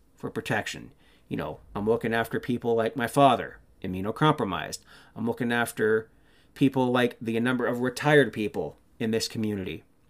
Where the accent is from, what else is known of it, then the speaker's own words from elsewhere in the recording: Canada; I'm Canadian